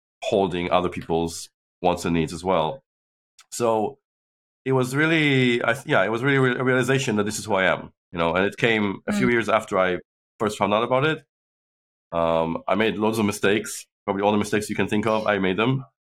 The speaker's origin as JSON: {"language": "English", "country": "Israel", "tie": "born or raised there", "also_born_or_lived": "United States / China", "moved": "as an adult", "lives_now": "London, United Kingdom", "said": "I grew up in Israel, but I was born in London, and I've lived half my life, now more than half my life in the UK."}